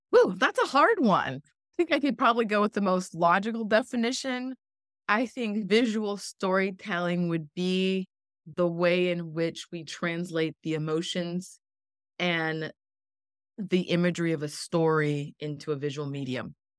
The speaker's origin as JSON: {"language": "English", "country": "Canada", "also_born_or_lived": "Jamaica (ancestry)", "moved": "yes", "lives_now": "Miami, United States", "said": "I am originally from Canada, and my family background is, uh, Jamaican on, on both sides"}